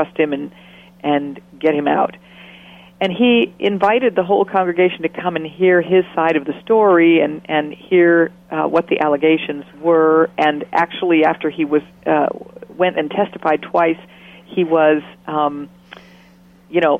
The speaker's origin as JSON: {"language": "English", "town": "Stockton", "region": "California", "country": "United States", "tie": "born or raised there", "said": "I grew up in Stockton, California."}